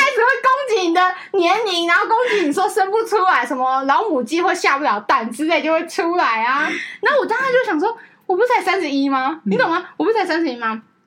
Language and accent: Chinese; Taiwan; 我们台湾人